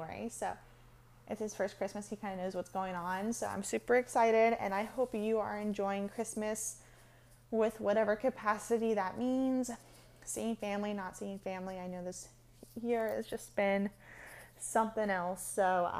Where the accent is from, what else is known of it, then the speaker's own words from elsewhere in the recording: California, United States; I grew up in California, like 30 minutes from the beach